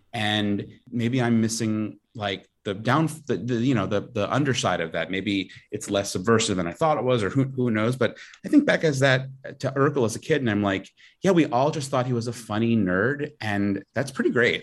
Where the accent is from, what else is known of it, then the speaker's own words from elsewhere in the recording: Long Island, New York, United States; I'm from Long Island